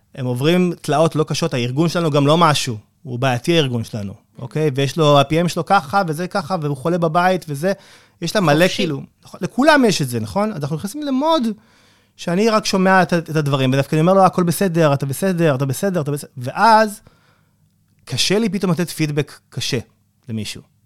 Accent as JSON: {"language": "Hebrew", "country": "Israel", "said": "אנחנו ישראלים"}